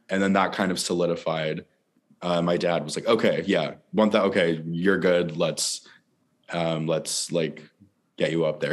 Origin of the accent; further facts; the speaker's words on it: St. Bernard's, Newfoundland and Labrador, Canada; now in Toronto, Canada; yeah, I grew up in this small, small little town uh, in Newfoundland. It was called St. Bernard's.